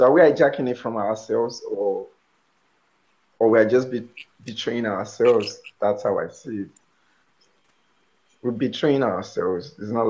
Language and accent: English; Nigeria; moved away; I tell someone I'm from Nigeria